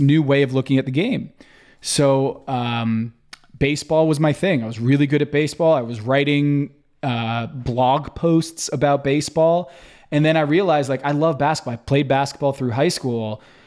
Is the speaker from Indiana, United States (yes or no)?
no; outside of New York City, United States; I grew up outside of New York City